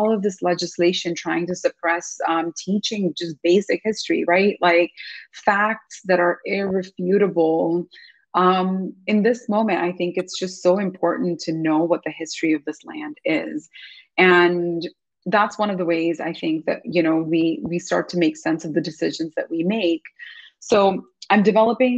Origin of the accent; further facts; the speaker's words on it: India; moved away as an adult; now in Seattle, United States; When I was growing up in India